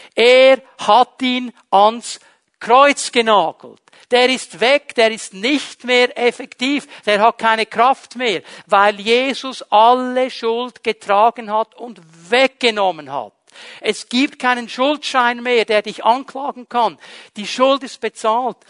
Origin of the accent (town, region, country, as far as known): Switzerland; born or raised there